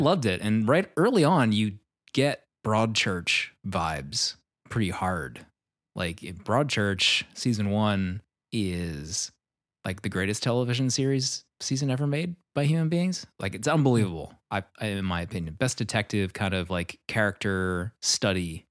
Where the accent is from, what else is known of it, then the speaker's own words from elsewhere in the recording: Philadelphia, Pennsylvania, United States; I grew up in the Philadelphia area also